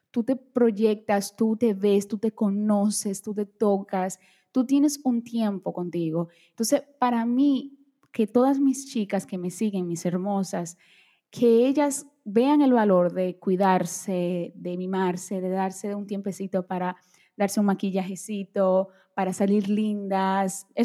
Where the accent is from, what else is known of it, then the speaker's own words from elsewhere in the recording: Brazil; Spanish is a second language; bueno, yo soy brasileña, vamos a bailar samba.